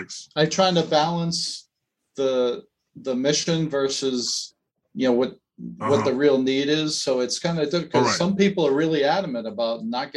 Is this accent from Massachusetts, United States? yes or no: yes; Massachusetts, United States; moved away; I'm from Massachusetts originally